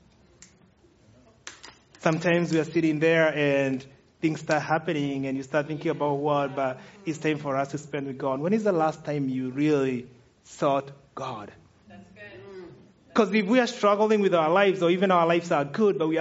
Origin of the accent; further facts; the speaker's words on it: Kenya; moved away as an adult; now in United States; Kenyans, we call it tomato sauce